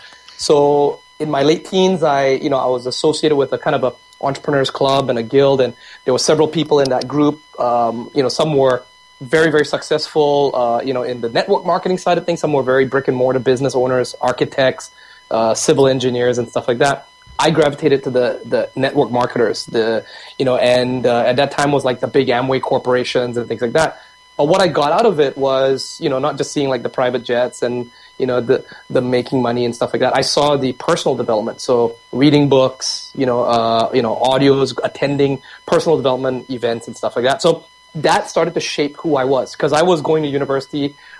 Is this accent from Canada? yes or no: yes; Vancouver, British Columbia, Canada; also born or lived in Singapore / Japan; I was born in Singapore in the late 70s, immigrated to Canada and to Vancouver by the age of 12, spent 12 years here growing up, naturalizing, identifying myself as a Canadian